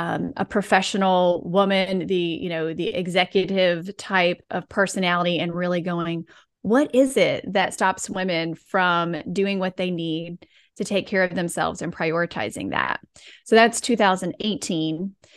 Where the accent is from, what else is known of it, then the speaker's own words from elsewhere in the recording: the South, United States; because I'm from the South, we'll throw in like obedient and selfless.